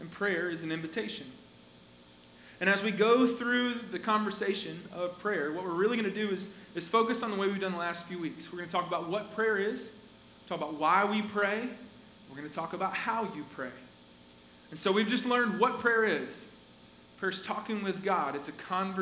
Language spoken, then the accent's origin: English; Asheville, North Carolina, United States; I was born in Asheville in North Carolina, like up in the mountains.